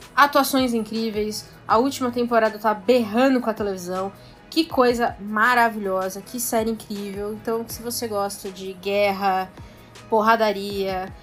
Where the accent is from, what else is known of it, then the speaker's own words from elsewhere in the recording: São Paulo, Brazil; eu sou de São Paulo